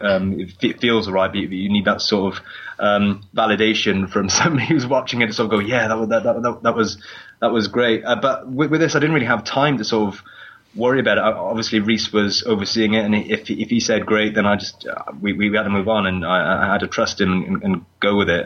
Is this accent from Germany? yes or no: no; Newport, Wales, United Kingdom; Newport Market, um, which is my hometown